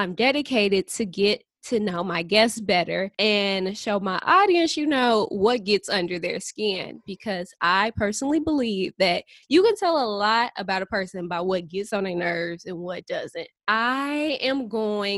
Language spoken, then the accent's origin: English; St. Louis, Missouri, United States; I'm from St. Louis